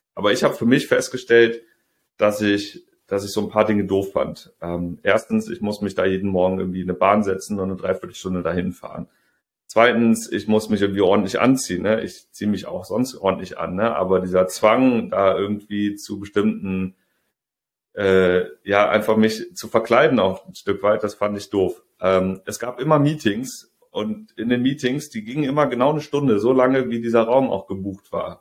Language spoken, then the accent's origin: German; Rhineland, Germany; moved away as an adult; also born or lived in Saxony / Hamburg; ich komme aus dem Rheinland, in Sachsen studiert